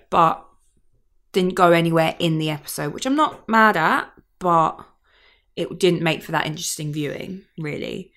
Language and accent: English; Kent, South East England, United Kingdom; moved away; I'm from Kent originally